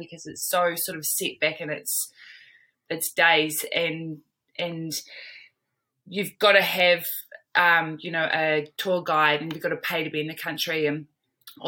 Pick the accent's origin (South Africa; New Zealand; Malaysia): New Zealand; moved away as an adult; also born or lived in Melbourne, Australia / London, United Kingdom / Hawke's Bay, New Zealand; I'm from New Zealand, born and bred. I'm here in Hawke's Bay, which is the east coast of the North Island